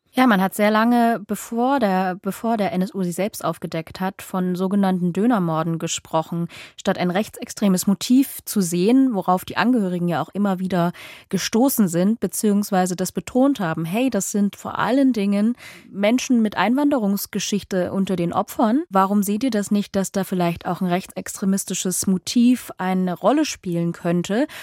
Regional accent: Saxony, Germany; Ich komme aus Sachsen

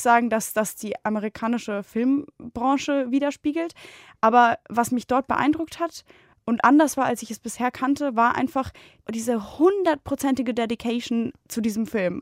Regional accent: Bonn, North Rhine-Westphalia, Germany; moved away as an adult; in Bonn, also in meiner Heimat

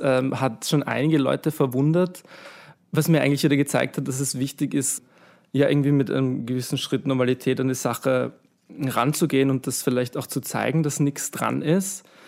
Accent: Vienna, Austria; ich bin aus Wien

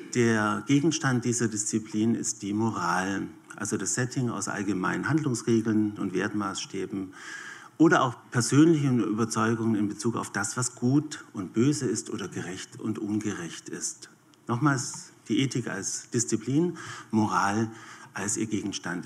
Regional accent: Switzerland; bei uns in der Schweiz

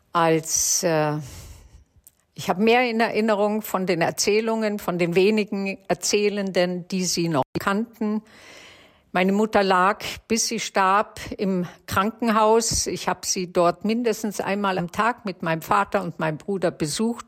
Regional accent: Germany; Wir waren ja im Displaced Persons Lager aufgewachsen

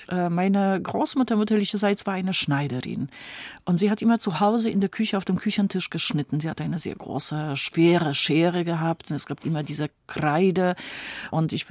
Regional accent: Poznań, Greater Poland, Poland; also born or lived in Rawicz; ich bin eigentlich in Posen geboren und das ist meine Heimatstadt, aber ich war auch sehr oft bei meinen Großmüttern in der Nähe von Posen.

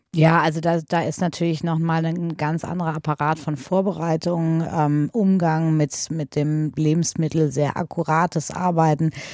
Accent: Paderborn, North Rhine-Westphalia, Germany; bin in äh, Paderborn auf dem äh, damals Michaelskloster zur Schule gegangen

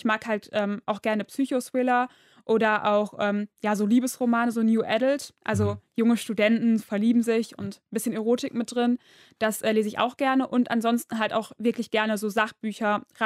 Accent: Duisburg, North Rhine-Westphalia, Germany; Ja, ich komme aus Duisburg.

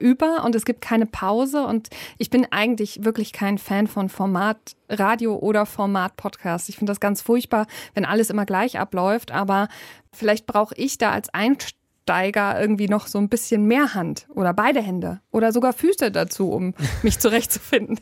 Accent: Germany; bei uns in Deutschland

